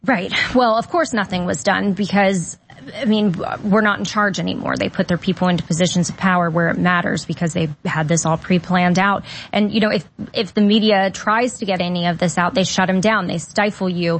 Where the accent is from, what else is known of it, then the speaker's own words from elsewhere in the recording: Delaware, United States; moved away as an adult; now in Florida, United States; originally from Delaware. Yep, Now I'm a Florida refugee from Delaware